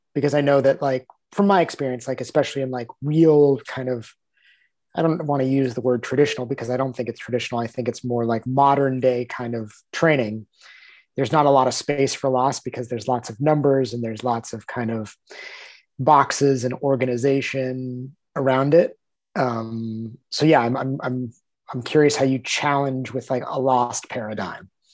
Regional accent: United States; we're both American

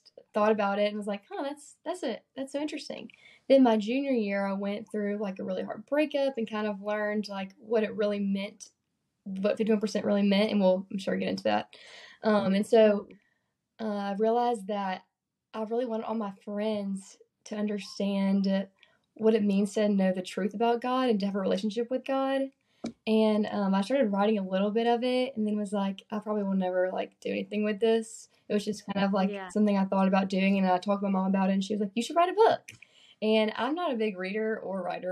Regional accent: Birmingham, Alabama, United States; also born or lived in Mississippi; I grew up in Birmingham, Alabama

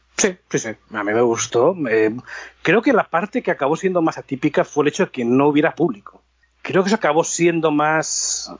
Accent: Barcelona, Catalonia, Spain; moved away as an adult; now in Los Angeles, United States; la zona de Barcelona, que es de donde soy

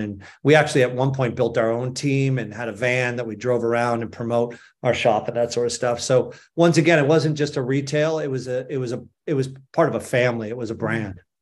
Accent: Boston, Massachusetts, United States; moved away; also born or lived in Vail, Colorado; I grew up in Boston, Massachusetts, and spent most of my time there until I moved to Vail in nineteen eighty-seven

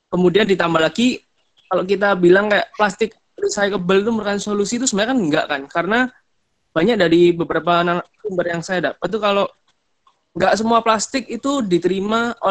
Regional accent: Malang, East Java, Indonesia; Saya asal Malang.

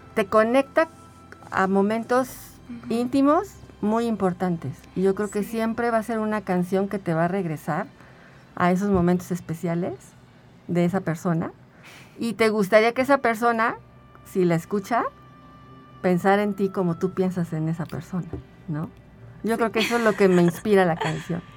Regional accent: Mexico City, Mexico; now in San Luis Potosí, Mexico; Yo soy de la Ciudad de México, pero tengo aquí 17 años

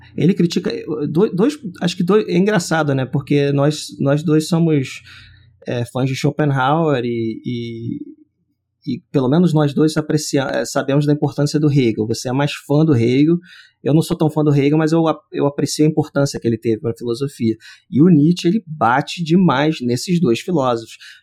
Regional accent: Brazil; nós que somos brasileiros

